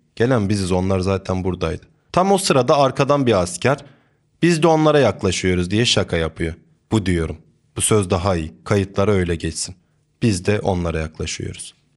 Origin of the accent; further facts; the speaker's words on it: a village in Trabzon, Turkey; Trabzon'un bir köyünde doğdum büyüdüm. Tüm çocukluğum köyde geçti.